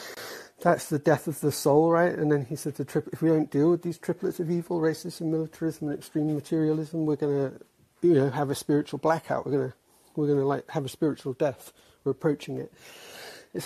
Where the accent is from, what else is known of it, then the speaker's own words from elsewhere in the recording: England, United Kingdom; moved away as an adult; now in United States; I'm from England, but I'm in the US, like married to an American. So I've been here a while.